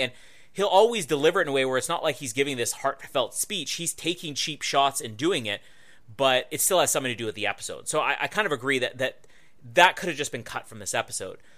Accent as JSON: {"language": "English", "town": "Winnipeg", "region": "Manitoba", "country": "Canada", "tie": "born or raised there", "said": "Winnipeg, my hometown"}